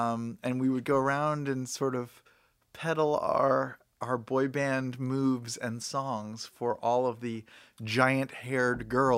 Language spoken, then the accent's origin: English; Washington, District of Columbia, United States; moved away; also born or lived in Virginia; I'm originally from the D.C. area.